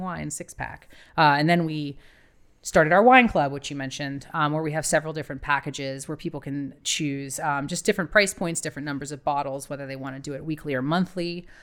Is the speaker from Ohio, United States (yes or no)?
yes; Ohio, United States; moved away as an adult; also born or lived in Miami, Florida / Cadiz, Spain / Australia / New Zealand; I'm from Ohio originally